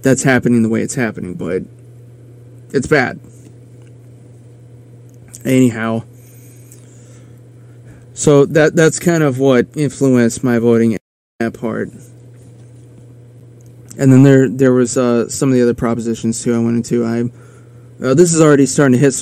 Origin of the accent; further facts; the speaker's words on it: Aberdeen, South Dakota, United States; in my hometown, we had one very small private Catholic school, and then we had, like, you know, Aberdeen Central, which was the school, and it was public